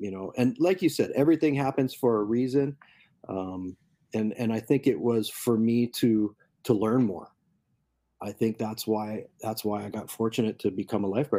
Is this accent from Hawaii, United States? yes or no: yes; Kailua, Hawaii, United States; growing up in Kailua and riding Shorebreak